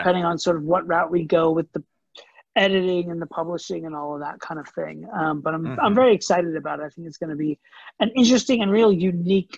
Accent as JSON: {"language": "English", "town": "Orlando", "region": "Florida", "country": "United States", "tie": "born or raised there", "also_born_or_lived": "New York City", "moved": "as an adult", "said": "I grew up in Orlando, Florida, and then I moved to New York City for college"}